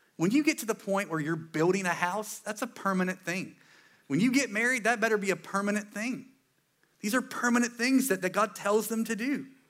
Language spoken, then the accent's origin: English; Eastern North Carolina, United States; I'm from here, East North Carolina. I'm pretty proud of it